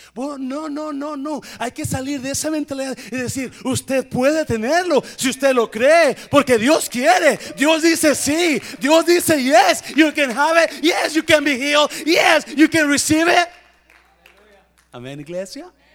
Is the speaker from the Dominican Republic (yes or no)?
no; Mexico; yo sé que somos mexicanos